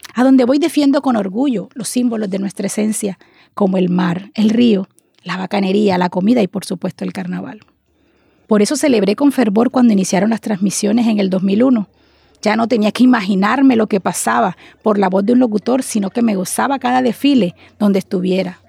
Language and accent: Spanish; Barranquilla, Atlántico, Colombia; accent: costeña; soy hija de Barranquilla, criada por padres costeños también no ambiciono cambiar mi residencia